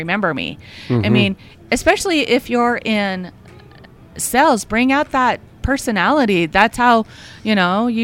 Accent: Roosevelt, Utah, United States; now in Erie, United States; I was born and raised in Roosevelt, Utah, so the Green River Basin

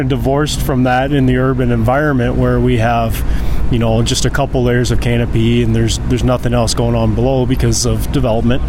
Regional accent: Missouri, United States; moved away as an adult; also born or lived in Idaho / Jamestown, North Dakota; now in Bismarck, United States; I'm from Missouri

